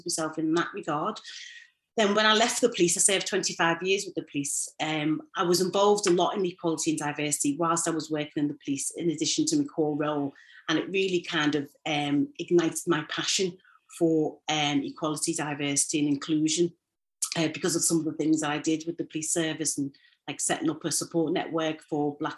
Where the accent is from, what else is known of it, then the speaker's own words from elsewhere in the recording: Liverpool, North West England, United Kingdom; I grew up in Toxteth, a single parent family